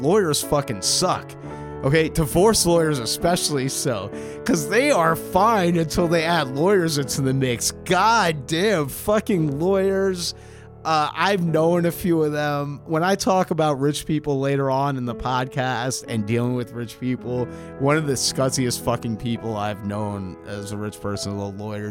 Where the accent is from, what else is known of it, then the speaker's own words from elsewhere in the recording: New York City, New York, United States; growing up on the Upper West Side of Manhattan